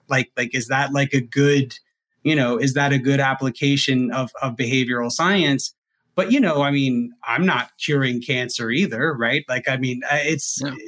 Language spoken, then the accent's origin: English; Huntsville, Alabama, United States; my hometown minor league team is the Rocket City Trash Pandas